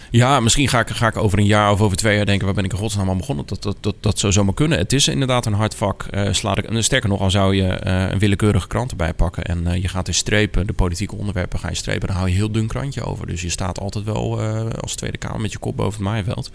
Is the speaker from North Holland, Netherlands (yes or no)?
no; Ter Heijde, South Holland, Netherlands; also born or lived in 's-Gravenzande / Wateringen / Naaldwijk; ik ben geboren in Schravenzanden. Ik ben toen naar Ter Heide verhuisd. Daar ben ik opgegroeid.